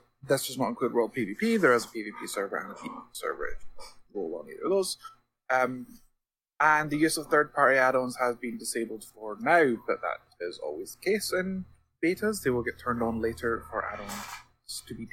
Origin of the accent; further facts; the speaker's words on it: Scotland, United Kingdom; I'm Scottish